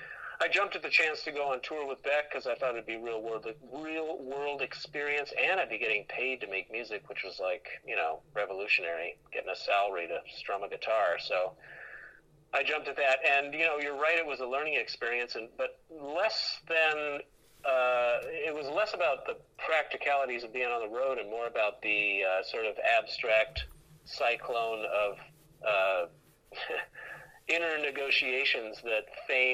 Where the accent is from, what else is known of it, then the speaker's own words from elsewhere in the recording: Seattle, Washington, United States; moved away as an adult; also born or lived in Boston / Los Angeles; I'm from Seattle